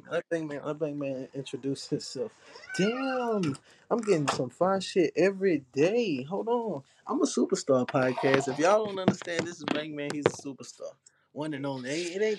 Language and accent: English; Louisiana, United States; I'm from Louisiana, home of Louisiana, not too much, I'm only 22